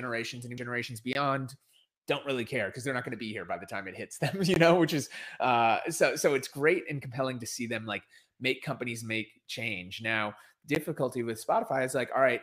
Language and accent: English; Minneapolis, Minnesota, United States; it started in my hometown and here in Minneapolis, Minnesota. It's where George Floyd was murdered. And it's where I grew up